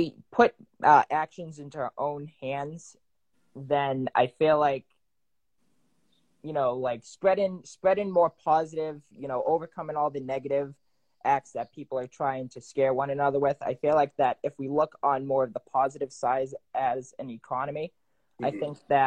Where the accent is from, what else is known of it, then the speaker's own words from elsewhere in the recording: New England, United States; I'm from New England.